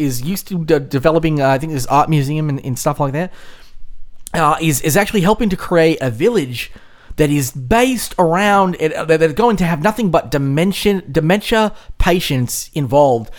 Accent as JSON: {"language": "English", "country": "Australia", "said": "I'm from Australia."}